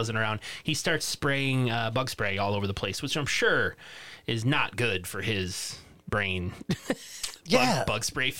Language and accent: English; England, United Kingdom; Actually, I'm English.